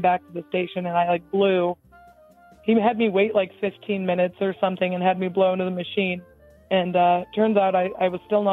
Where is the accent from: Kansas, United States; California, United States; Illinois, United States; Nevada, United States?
Kansas, United States; I'm from Kansas